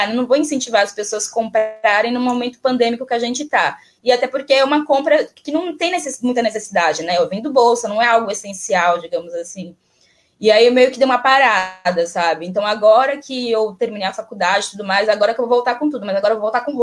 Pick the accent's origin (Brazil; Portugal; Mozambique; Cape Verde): Brazil; Bahia; moved away; E, e aí quando eu me desloco, eu sou baiana, né? Quando eu me desloco da, do, da Bahia para o Sudeste e tudo mais